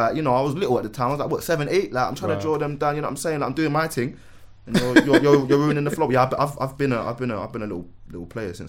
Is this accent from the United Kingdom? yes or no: yes; Manchester, North West England, United Kingdom; also born or lived in Lewisham, London; I was born in Lewisham Hospital, but raised in Manchester?